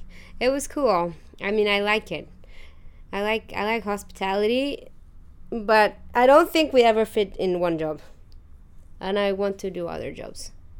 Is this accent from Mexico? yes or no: yes; Mexico; moved away as an adult; also born or lived in London; Well, I was born in London. Then I went to Mexico when I was 9 months old. I was there until 18-ish.